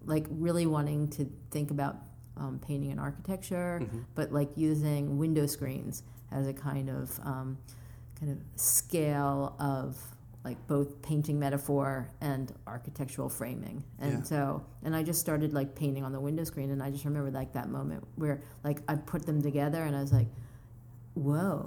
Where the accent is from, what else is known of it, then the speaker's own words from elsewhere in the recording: Philadelphia, Pennsylvania, United States; now in Brooklyn, United States; I grew up in Philly.